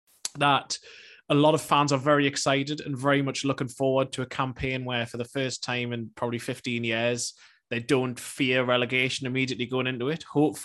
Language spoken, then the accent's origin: English; Newcastle, North East England, United Kingdom; I was born and raised in Newcastle, so I've lived here most of my life other than going away for university and to work.